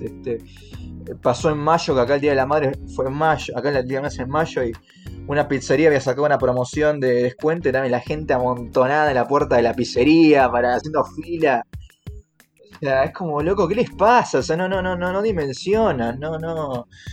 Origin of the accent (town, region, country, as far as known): Argentina; now in Mexico